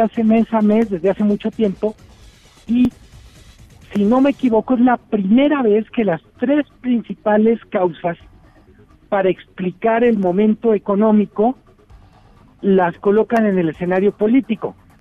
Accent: Mexico; Somos 130 millones de personas

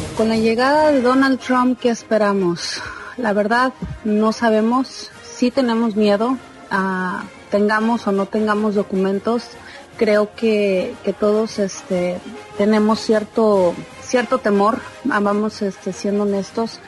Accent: Mexico; now in Houston, United States; Yo soy este mexicana

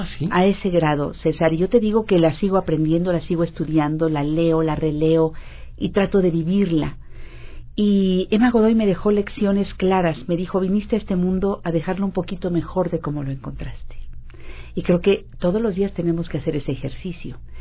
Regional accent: Mexico

